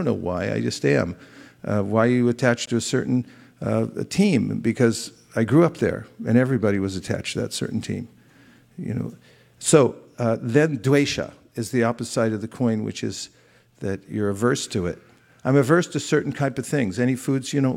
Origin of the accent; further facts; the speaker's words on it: California, United States; I grew up in California. They fed me avocados and artichokes when I was a kid, and I thought, yeah, I'm a Californian